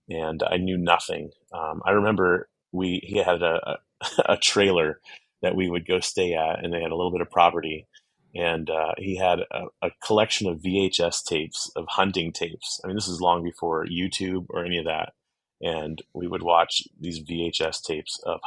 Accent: Pittsburgh area, Pennsylvania, United States; when we grew up in the Pittsburgh area, about 45 minutes to the east of the city

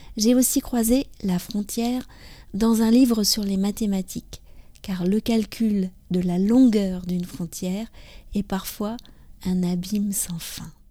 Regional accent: France; je suis française, j'habite près de Paris

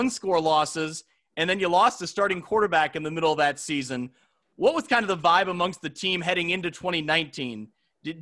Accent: Ottawa, Illinois, United States; I grew up in Ottawa, Illinois

